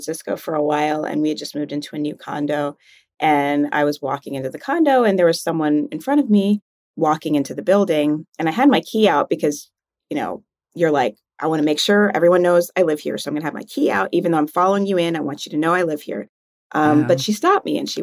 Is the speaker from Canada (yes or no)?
no; Jamaica; now in United States; being a Jamaican in America is weird because I am Black